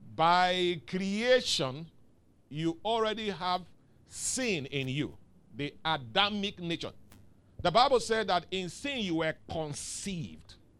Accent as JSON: {"language": "English", "area": "the East", "region": "South East", "country": "Nigeria", "moved": "yes", "lives_now": "Lagos, Nigeria", "said": "I came from the East"}